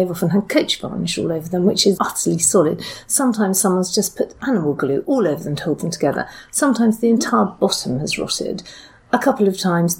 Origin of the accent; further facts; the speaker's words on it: Essex, East of England, United Kingdom; I started off actually working the church where I was brought up in Essex.